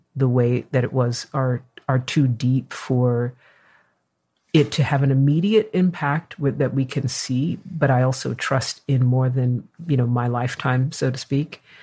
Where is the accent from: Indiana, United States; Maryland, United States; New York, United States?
New York, United States; now in California, United States; I am a New Yorker